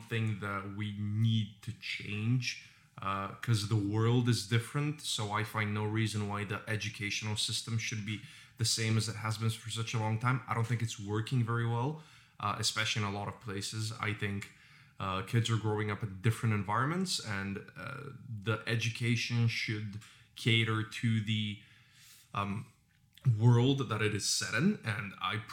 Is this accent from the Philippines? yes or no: no; Bulgaria; growing up in Bulgaria.